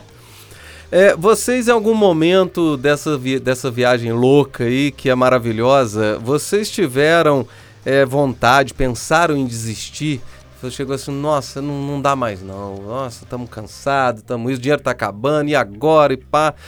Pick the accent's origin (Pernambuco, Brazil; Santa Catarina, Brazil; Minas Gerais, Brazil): Minas Gerais, Brazil; E eu sou mineiro, tá? Então eu falo o trem ficou bom porque eu sou mineiro